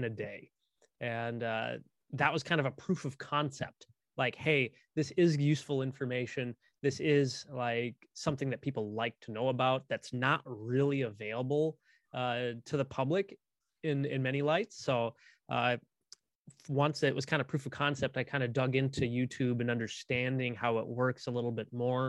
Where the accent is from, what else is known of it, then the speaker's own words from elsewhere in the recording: central Midwest, United States; here in my hometown, we actually have considerably one of the most famous meteorology like programs, in the central Midwest